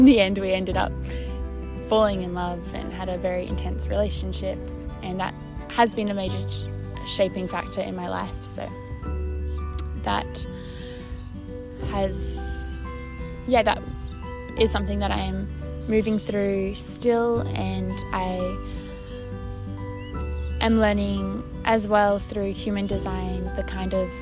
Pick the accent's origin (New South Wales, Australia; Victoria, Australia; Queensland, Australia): Queensland, Australia; Brisbane; coming back to Brisbane, to my hometown